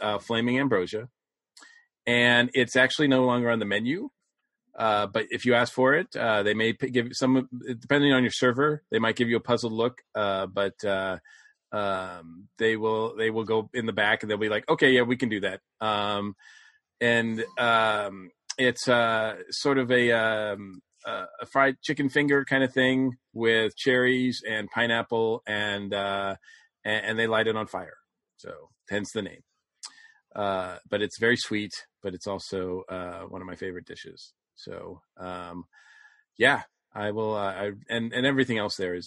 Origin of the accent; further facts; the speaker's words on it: New England, United States; As a New Englander